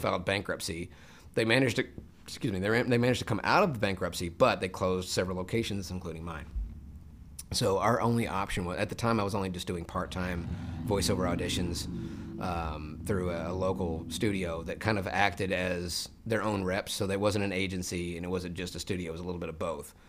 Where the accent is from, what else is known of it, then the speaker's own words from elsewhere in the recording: Memphis, Tennessee, United States; moved away as an adult; I was born in Memphis, Tennessee